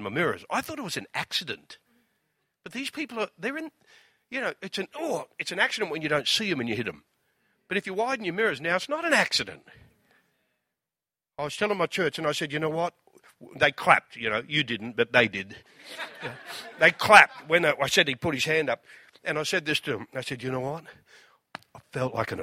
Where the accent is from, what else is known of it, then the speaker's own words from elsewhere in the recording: Australia; I'm from Australia